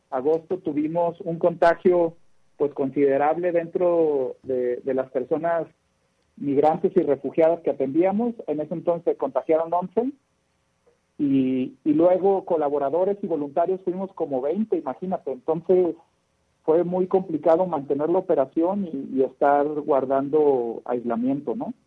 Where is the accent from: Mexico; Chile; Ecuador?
Mexico; como buenos mexicanos, acomodamos el carro como vienen las naranjas